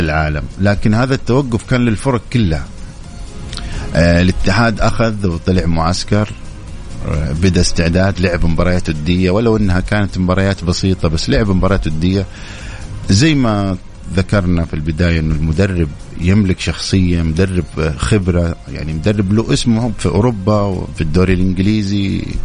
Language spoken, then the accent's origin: Arabic; Saudi Arabia; عندنا في السعودية